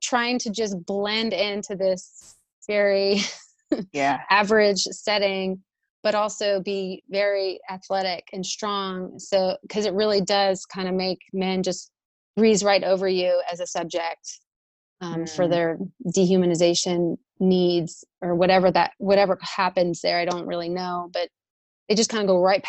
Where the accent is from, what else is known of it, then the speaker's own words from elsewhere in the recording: Arlington, Texas, United States; moved away as an adult; growing up in Texas, where things are a little bit more older